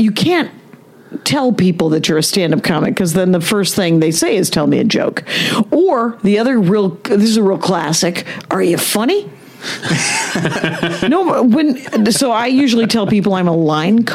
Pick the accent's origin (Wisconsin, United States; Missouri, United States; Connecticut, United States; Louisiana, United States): Wisconsin, United States; moved away; I'm from Wisconsin.